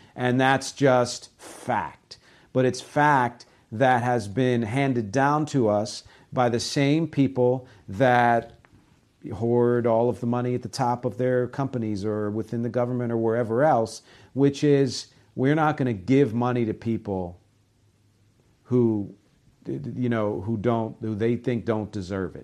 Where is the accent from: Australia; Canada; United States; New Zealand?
United States; I'm American